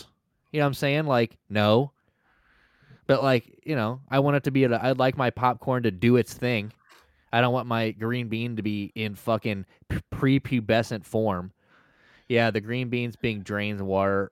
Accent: United States; We're just jealous Americans

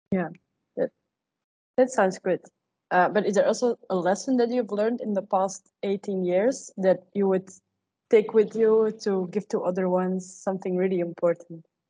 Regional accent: Belgium; I am from Belgium

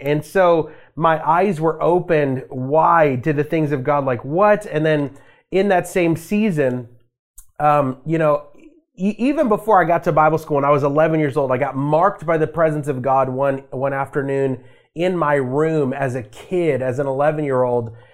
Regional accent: Las Vegas, Nevada, United States; I grew up in a Christian home, um, in Las Vegas, Nevada. So I'm from Vegas.

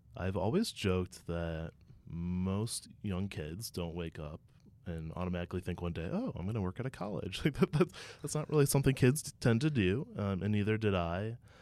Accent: Ohio, United States; as someone who's born and raised in Ohio

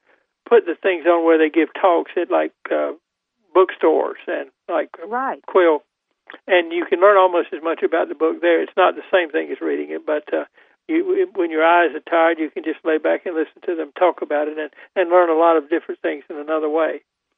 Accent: Goldsboro, North Carolina, United States; my hometown of Goldsboro

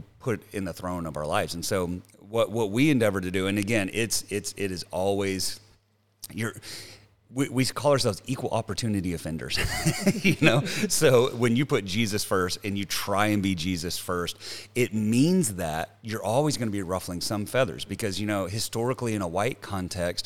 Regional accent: the South, United States; moved away as an adult; I come from the South

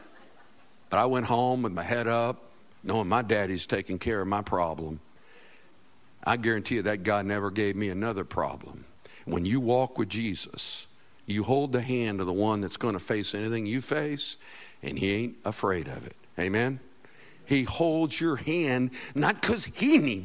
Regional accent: Winter Park, Florida, United States; We lived in Winter Park, Florida, and it's hilly there. It's beautiful, beautiful. I was born in Florida

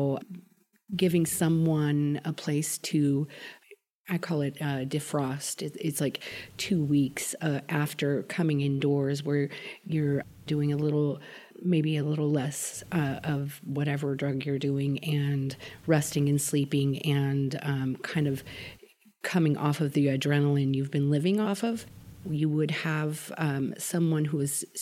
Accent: Sacramento, California, United States; I grew up here in Sacramento.

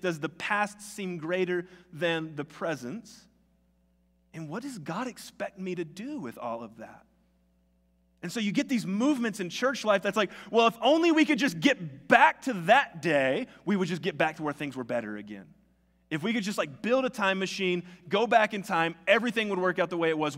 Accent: the South, United States; moved away; me and all my friends that grew up in the South

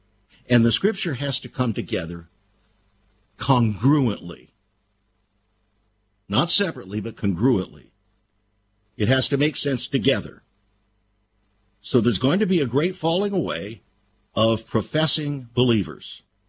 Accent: California, United States; Well, friends, I came from California.

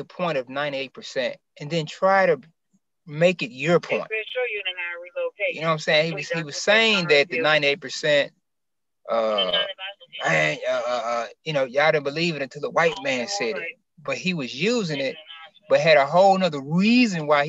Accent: Memphis, Tennessee, United States; I'm from North Memphis, but it's just been the whole city

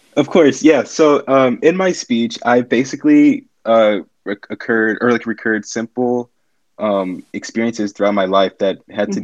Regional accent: United States; I'm a junior from the United States

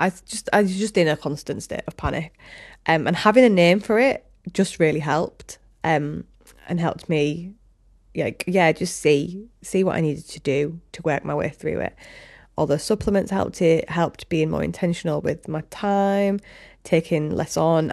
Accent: Hull, Yorkshire and the Humber, United Kingdom; also born or lived in Leeds; now in Hessle, United Kingdom; I'm from Hull, obviously, with this accent

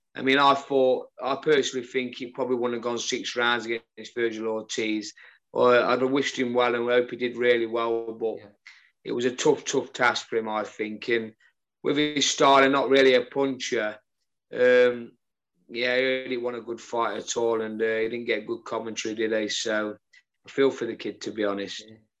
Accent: Newark, East Midlands, United Kingdom; born or raised there

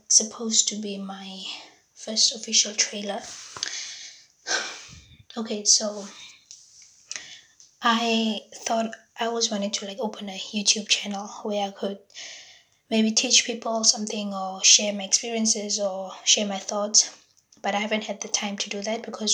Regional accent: Windhoek, Khomas, Namibia; first language Damara; English is a second language; moved away as an adult; now in Norway; I'm from Windhoek, Namibia, but I'm currently living in Norway now.

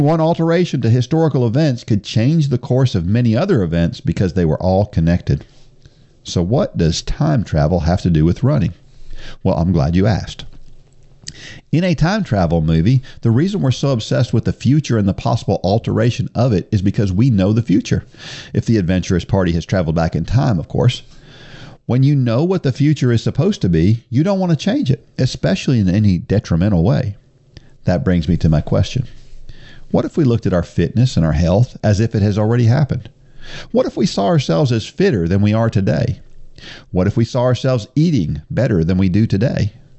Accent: New Jersey, United States; moved away; I was born in New Jersey

